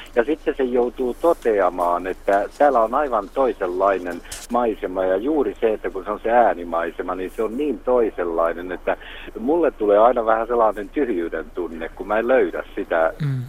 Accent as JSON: {"language": "Finnish", "town": "Jalasjärvi", "region": "South Ostrobothnia", "country": "Finland", "tie": "born or raised there", "moved": "yes", "lives_now": "Vaasa, Finland", "said": "mä syntyisin Etelä-Pohjanmaalta ja mä palaan joskus ja käyn syntymäkotona, niin vuosien aikana mä oon kaipaillut niitä ääniä, mitkä siellä oli lapsuudessa"}